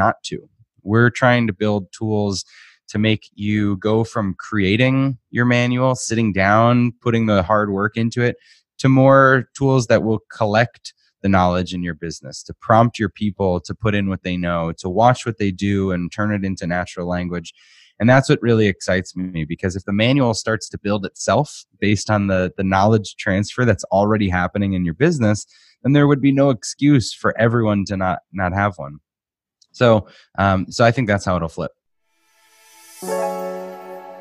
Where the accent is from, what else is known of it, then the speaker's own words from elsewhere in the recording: Boston, Massachusetts, United States; moved away as an adult; now in Arizona, United States; So I grew up in Boston. I'm from Massachusetts